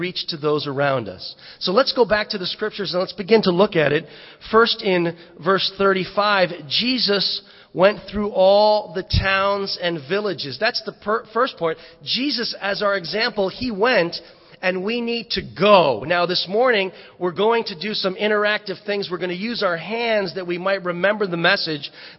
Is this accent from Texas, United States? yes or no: no; Fairfield County, Connecticut, United States; growing up, I'm from Fairfield County, and we had some money